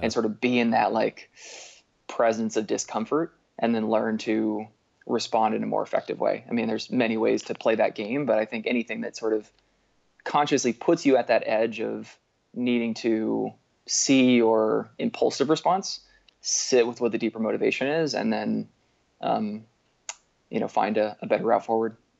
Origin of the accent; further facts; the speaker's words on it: Berkeley, California, United States; now in Bellingham, United States; I grew up outside of Berkeley, California